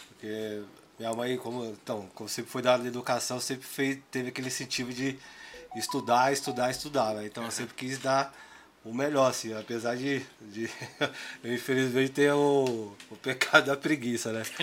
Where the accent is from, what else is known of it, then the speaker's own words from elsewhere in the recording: São Paulo, Brazil; sou aquele nascido e criado aqui no Grajaú, aqui no Reimberg